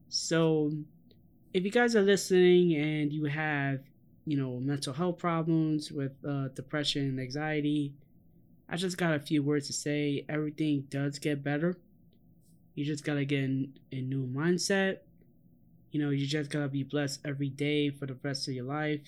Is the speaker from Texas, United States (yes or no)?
no; New York City, New York, United States; Growing up in the South Bronx, literally in the shadows in Yankee Stadium